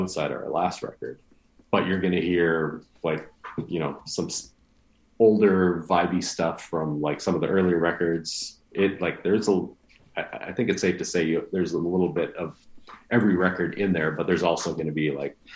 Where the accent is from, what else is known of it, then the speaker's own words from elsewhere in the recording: Winnipeg, Manitoba, Canada; we're from Winnipeg.